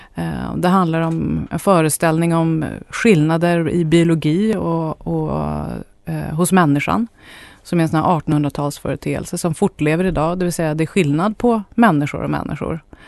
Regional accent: Sweden; jag är etnisk svensk

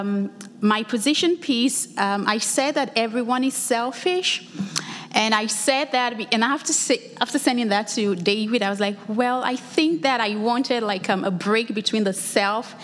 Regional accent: Lagos, Nigeria; now in United States; I'm originally from Lagos, Nigeria. I was back home for the summer break

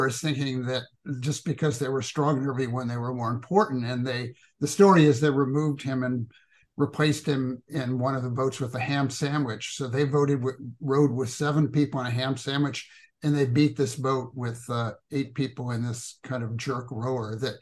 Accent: Louisville, Kentucky, United States; my hometown here, where I live now, Louisville, Kentucky

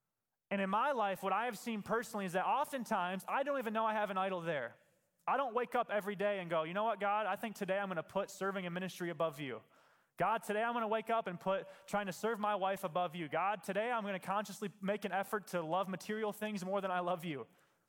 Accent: Michigan, United States; I'm a Christian because my family's Christian and I grew up in West Michigan.

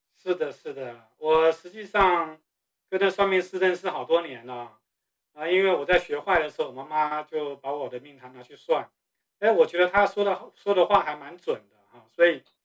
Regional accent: Taiwan; moved away as an adult; 我是从台湾出生长大的

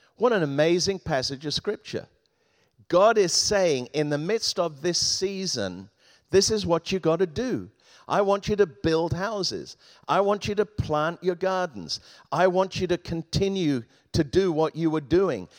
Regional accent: Thames Valley, Oxfordshire, South East England, United Kingdom; moved away; I grew up in the Thames Valley in Oxfordshire, about fifteen miles from Oxford.

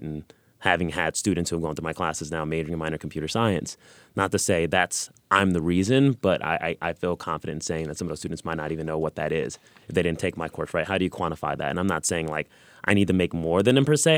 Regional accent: Los Angeles, California, United States; now in Missouri, United States; I'm originally from California, Los Angeles

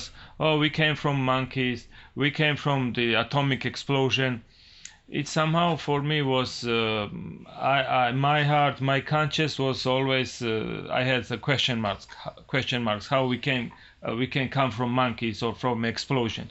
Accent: Georgia; I was born and raised in Georgia, Republic of Georgia, not state Georgia.

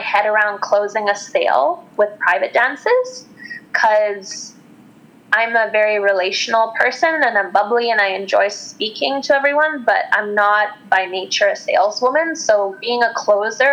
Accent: Western Canada, Canada; I grew up in Western Canada

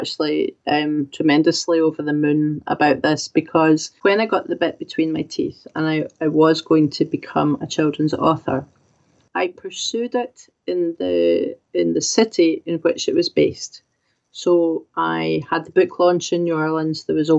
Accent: Scotland, United Kingdom; me being Scottish and writing the story

